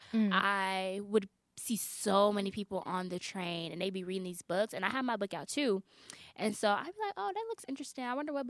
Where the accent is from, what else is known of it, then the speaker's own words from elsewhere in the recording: Chicago, Illinois, United States; actually, I'm going to start doing that because I fly so much because I'm from Chicago.